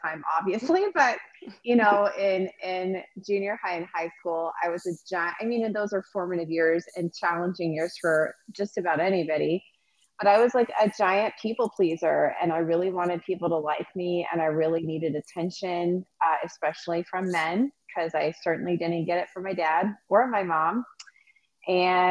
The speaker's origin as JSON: {"language": "English", "town": "Fort Worth", "region": "Texas", "country": "United States", "tie": "born or raised there", "said": "I grew up in Fort Worth, Texas. That's where I'm originally from."}